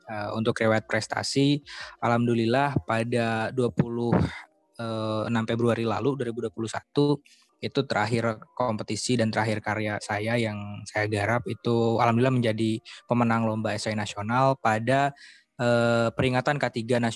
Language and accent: Indonesian; Banten, Indonesia; Saya lahir dan besar di Provinsi Banten.